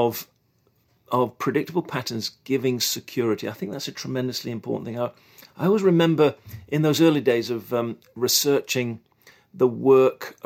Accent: England, United Kingdom; moved away as an adult; now in United States; being English

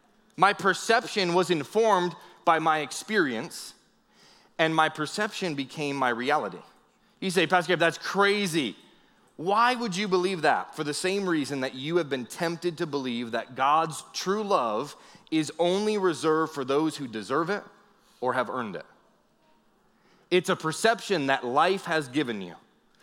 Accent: Northeast, United States; I grew up in the Northeast

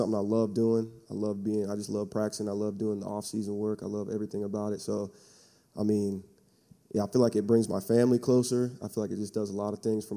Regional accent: Salem, Oregon, United States; moved away as an adult; now in California, United States; I'm from Salem, Oregon. Grew up out there.

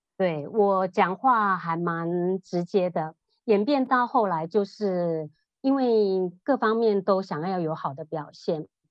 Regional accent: Taiwan; moved away as an adult; 我是生长在台湾，那嗯。我爸爸妈妈他们以前是务农，然后从乡下到北部来，北部的 city 里头来。那我爸爸妈妈都是佛教徒，我妈妈，啊，是非常虔诚的佛教徒

